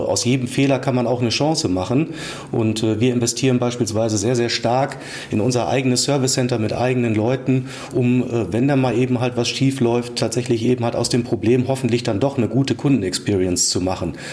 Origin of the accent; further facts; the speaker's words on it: Oldenburg, Lower Saxony, Germany; now in Essen, Germany; also ich bin nicht gebürtiger Essener, komme eher aus dem hohen Norden, aus Oldenburg, aber wir leben mit der Familie seit äh, mehr als zehn Jahren am Baldener See äh, in, im schönen Essen.